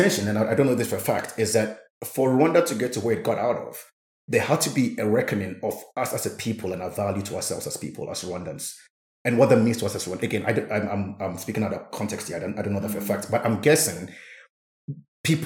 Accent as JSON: {"language": "English", "country": "Ghana", "said": "as a Ghanaian"}